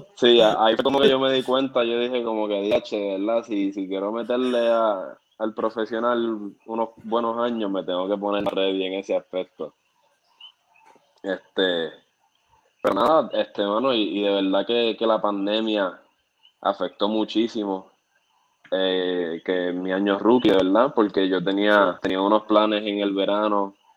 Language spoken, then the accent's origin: Spanish; Puerto Rico; also born or lived in San Juan, Puerto Rico / Caguas, Puerto Rico; nací en, San Juan, este, me crié en Maguabo